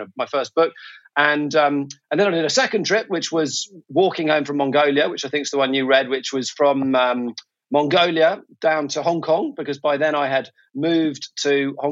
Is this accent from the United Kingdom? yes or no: yes; England, United Kingdom; moved away as an adult; now in Singapore; I'm a Brit, originally from England, and right now I live in Singapore.